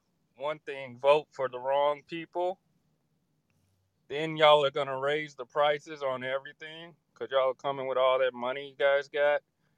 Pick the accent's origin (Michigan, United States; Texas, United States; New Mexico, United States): Texas, United States; Yeah, I'm from Texas, man